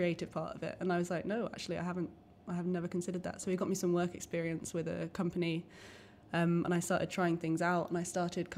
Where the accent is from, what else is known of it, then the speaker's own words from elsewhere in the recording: Croydon, London, United Kingdom; I grew up in Croydon